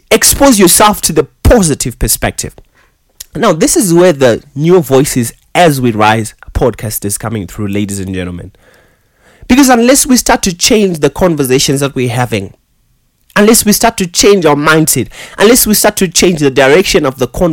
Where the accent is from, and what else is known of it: Zimbabwe; English is a second language